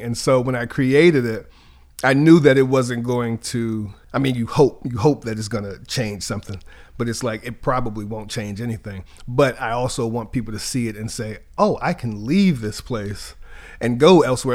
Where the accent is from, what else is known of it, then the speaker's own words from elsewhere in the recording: Charlottesville, Virginia, United States; I'm from Charlottesville, Virginia.